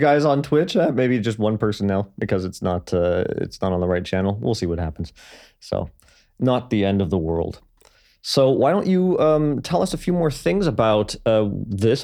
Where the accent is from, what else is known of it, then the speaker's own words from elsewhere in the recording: Toronto, Ontario, Canada; I was born and raised in Toronto, um, well, in and around.